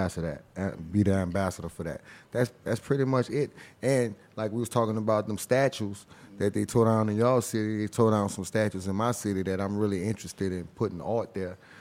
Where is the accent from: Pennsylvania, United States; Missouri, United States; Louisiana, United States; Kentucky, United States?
Louisiana, United States; New Orleans; growing up back in the days, like, you know, Uptown was one of them areas. Now, I'm gonna say the whole city, but I mainly was Uptown.